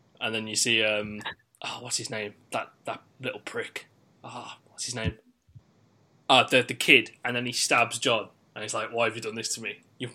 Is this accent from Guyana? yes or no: no; West Midlands, United Kingdom; someone who is from the West Midlands